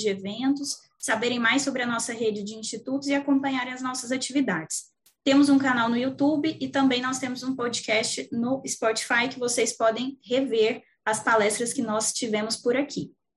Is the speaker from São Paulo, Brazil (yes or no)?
no; Goiânia, Goiás, Brazil; eu sou de Goiânia